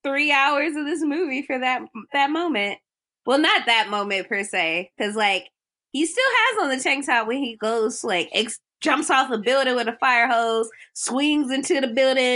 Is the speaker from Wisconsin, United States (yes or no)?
no; Cleveland, Ohio, United States; And I was like, I'm from Cleveland, guys.